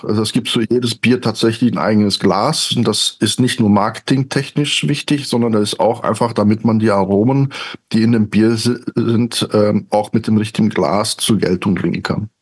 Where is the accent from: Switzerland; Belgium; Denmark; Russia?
Belgium; now in Cologne, Germany; gebürtige Belgier, irgendwann in äh, Deutschland, in Köln gelandet, da wohne ich immer noch